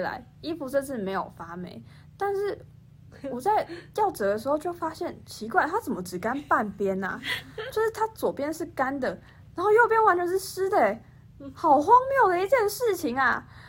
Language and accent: Chinese; Kaohsiung, Taiwan; moved away as an adult; now in Hsinchu, Taiwan; 因为我是从高雄来的嘛，高雄基本上就是没有风，然后四季如夏，所以一年四季都是夏天，根本没有冬天这件事情